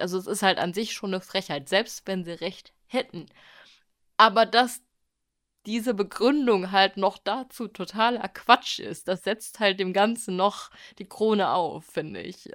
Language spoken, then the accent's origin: German; Germany; bei uns in Deutschland